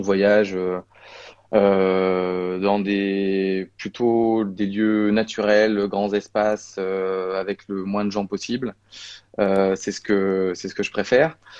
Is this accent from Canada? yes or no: no; Vosges, Grand Est, France; also born or lived in Paris suburbs; now in Bordeaux, France; Je suis originaire des Vosges